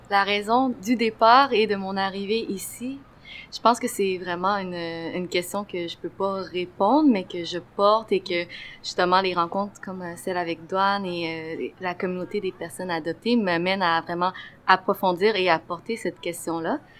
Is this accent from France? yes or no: no; Quebec, Canada; also born or lived in China; moi, je suis née euh, euh, en Chine il y a 26 ans et justement, j'ai grandi ici dès l'âge de 2 ans.